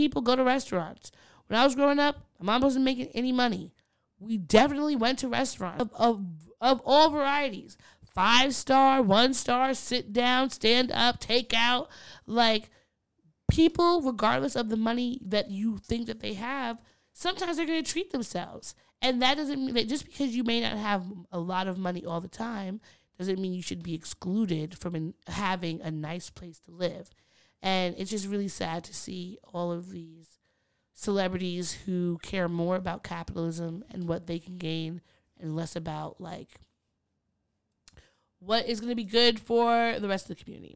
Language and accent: English; Long Island, New York, United States; growing up in Long Island